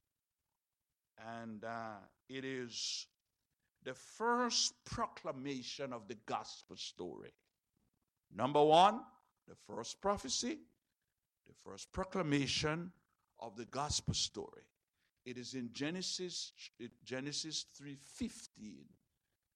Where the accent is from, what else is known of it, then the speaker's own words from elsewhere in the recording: Jamaica; I'm a Jamaican